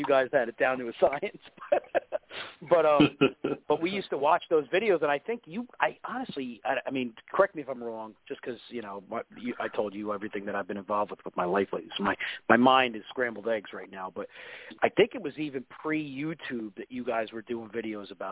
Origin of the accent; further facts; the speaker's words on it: New Jersey, United States; I'm from New Jersey and I was raised by my two older brothers